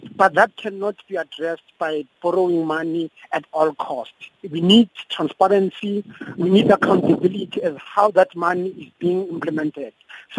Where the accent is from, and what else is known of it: South Africa